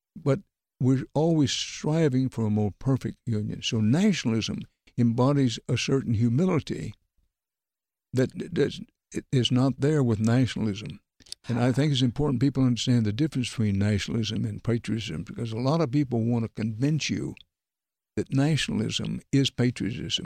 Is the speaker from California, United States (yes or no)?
no; Texas, United States; I was raised in Texas